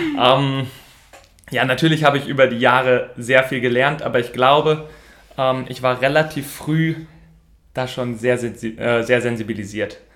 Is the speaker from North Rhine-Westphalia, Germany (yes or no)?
yes; Sprockhövel, North Rhine-Westphalia, Germany; ich komme aus Sprockhöfe, das liegt so am südlichen Rand vom Ruhrgebiet.